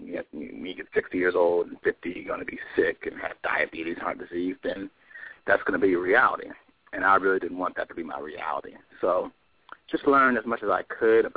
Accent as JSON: {"language": "English", "town": "Philadelphia", "region": "Pennsylvania", "country": "United States", "moved": "yes", "lives_now": "Atlanta, United States", "said": "I'm originally from Philadelphia."}